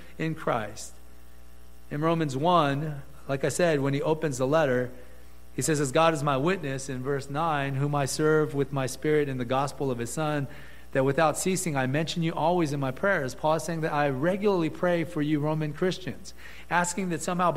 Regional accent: Gardena, California, United States; we grew up with in Gardena

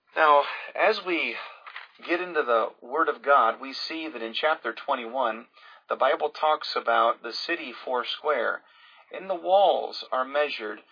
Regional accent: Pensacola, Florida, United States; I grew up in Pensacola

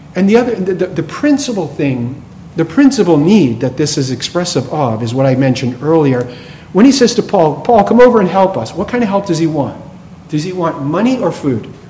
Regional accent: right outside of Boston, Massachusetts, United States; I grew up right outside of Boston.

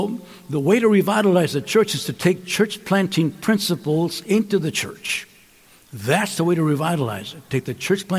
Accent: Calexico, California, United States; now in Los Angeles, United States; My hometown of Calexico

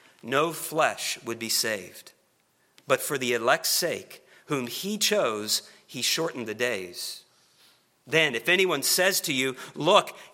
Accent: Oklahoma City, Oklahoma, United States; now in Kentucky, United States; I'm not from Kentucky, but I'm a native of Oklahoma. And in particular, Oklahoma City.

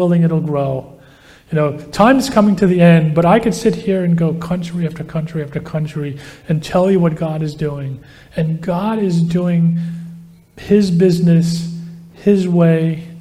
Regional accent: United States; as an American

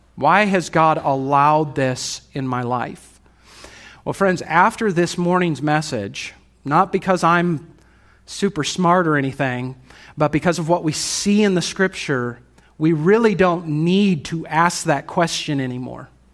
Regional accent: United States; As American Christians

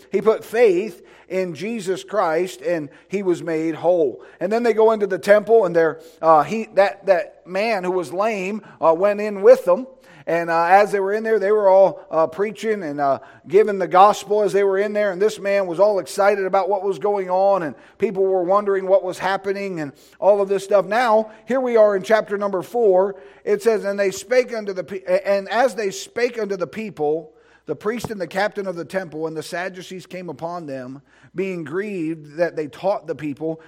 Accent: United States; I'm glad that I'm an American. I'm glad I live in America

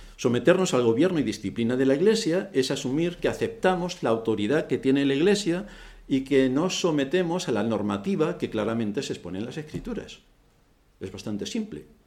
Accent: Spain

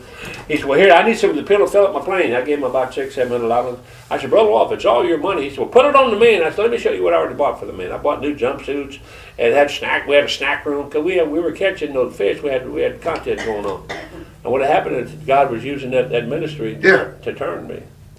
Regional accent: Georgia, United States; accent: Georgia accent; also born or lived in Detroit, Michigan; She put me with my sister in Georgia. That's where my accent comes from.

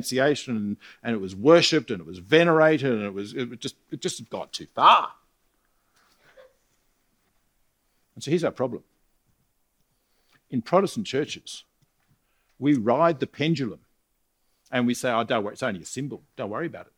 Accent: Australia; I'm an Australian

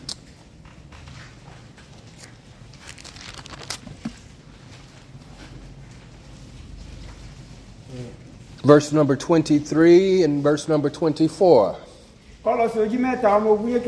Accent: California, United States; moved away; I'm from California. It's the land of riches and plenty.

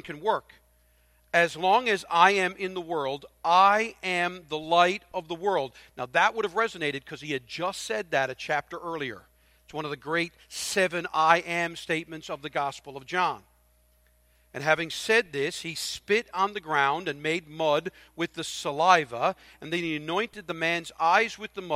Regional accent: Newfoundland and Labrador, Canada; I'm a Newfoundlander

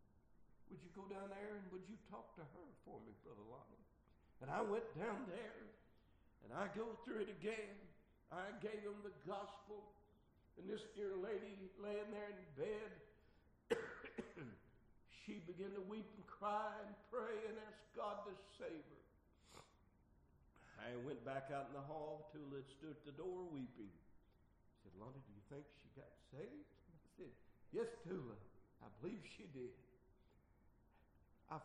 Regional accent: Arkansas, United States; Arkansas, my home state

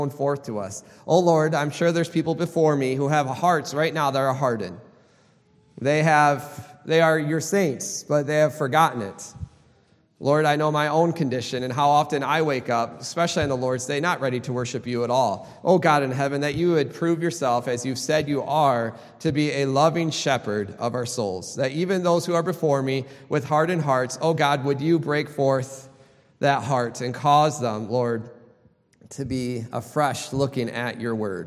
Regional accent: Michigan, United States; I grew up in Michigan

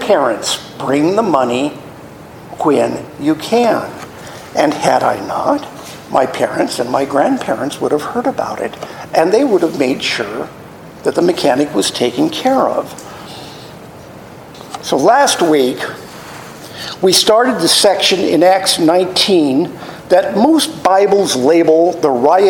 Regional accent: Los Angeles, California, United States; I grew up in the San Fernando Valley in Chatsworth.

